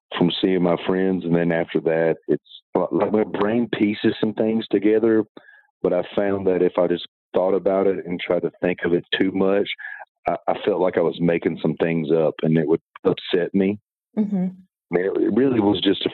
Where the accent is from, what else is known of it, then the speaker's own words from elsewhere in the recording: just north of Birmingham, Alabama, United States; moved away as an adult; also born or lived in California; now in Alabama, United States; I grew up in a small town that's just north of Birmingham, Alabama, a town called Fultonville